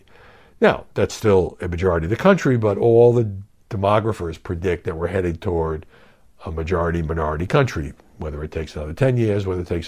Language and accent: English; New York City, New York, United States; Since I grew up in New York